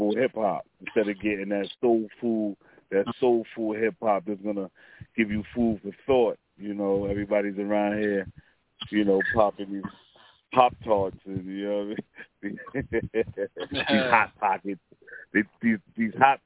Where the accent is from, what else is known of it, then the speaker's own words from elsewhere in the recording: New York City, New York, United States; I'm from Stapleton, Staten Island. You know what I mean? Born and raised